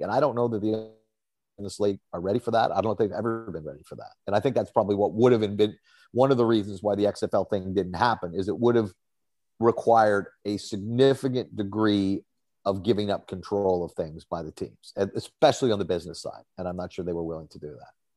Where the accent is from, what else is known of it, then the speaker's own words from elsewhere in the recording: Toronto, Ontario, Canada; also born or lived in Saskatchewan / Ottawa; I'm from Toronto. I've been back here for 14 years but I lived in Saskatchewan. I lived in Ottawa for 16 years.